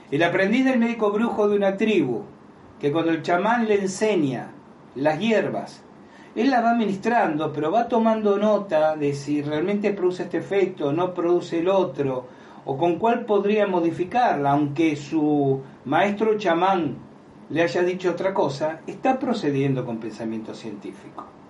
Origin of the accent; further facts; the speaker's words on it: Argentina; decimos en Argentina